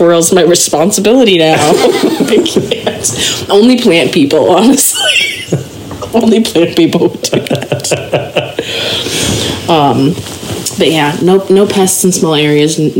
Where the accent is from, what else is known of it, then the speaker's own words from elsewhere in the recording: Minneapolis, Minnesota, United States; I grew up around in the Twin Cities